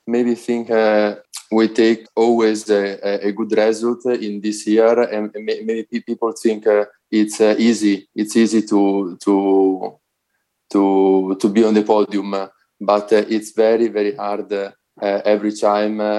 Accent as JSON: {"language": "English", "country": "Italy", "said": "I'm a rower and uh, I'm from Italy."}